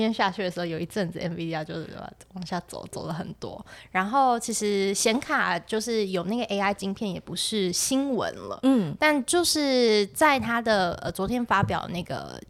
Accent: central Taiwan, Taiwan; 因为我是中部人嘛，嗯哼。小时候我们家也都讲台语了

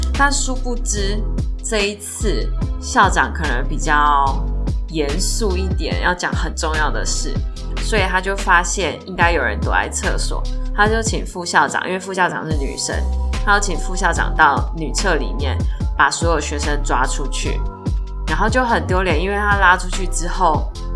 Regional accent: Taiwan; 像我们台湾是学英文嘛

